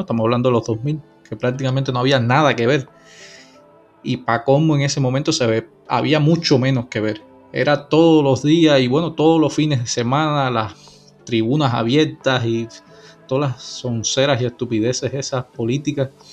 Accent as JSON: {"language": "Spanish", "town": "Santa Clara", "region": "Villa Clara", "country": "Cuba", "tie": "born or raised there", "moved": "yes", "said": "yo soy de Santa Clara"}